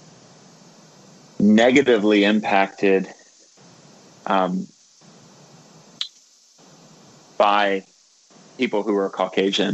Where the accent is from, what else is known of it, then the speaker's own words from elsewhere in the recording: Cocoa Beach, Florida, United States; moved away as an adult; also born or lived in Georgia / Louisville, Kentucky / West Virginia; now in New York, United States; I'm originally from Florida, which is basically where New York goes